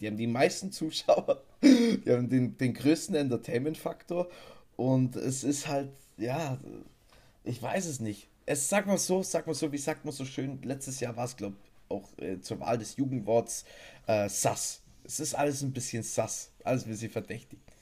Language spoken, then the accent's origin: German; Bavaria, Germany; bei uns in Bayern